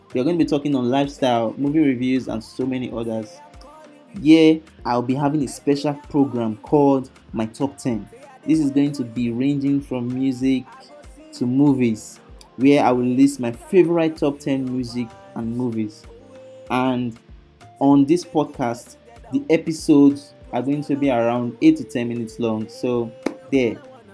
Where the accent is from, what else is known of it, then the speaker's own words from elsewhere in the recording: Nigeria; I am from Nigeria